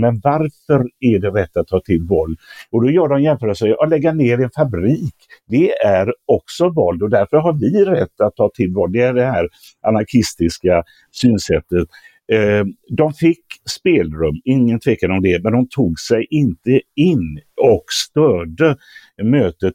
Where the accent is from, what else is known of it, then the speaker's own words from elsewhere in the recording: Gothenburg, Västra Götaland, Sweden; min hemstad